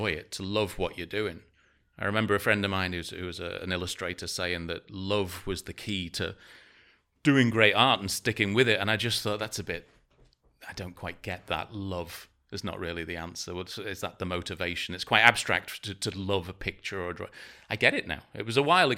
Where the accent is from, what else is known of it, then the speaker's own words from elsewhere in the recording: Ellesmere Port, North West England, United Kingdom; also born or lived in Canada / Lymm; now in Prague, Czech Republic; I was brought up in Ellesmere Port, near Liverpool, where my family are from.